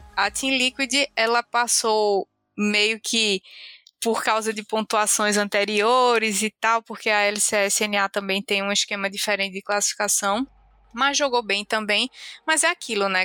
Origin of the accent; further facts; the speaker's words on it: Brazil; a gente é brasileiro